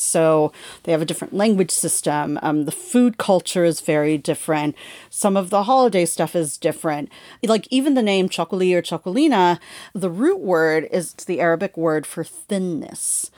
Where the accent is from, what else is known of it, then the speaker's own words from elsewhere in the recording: California, United States; growing up in California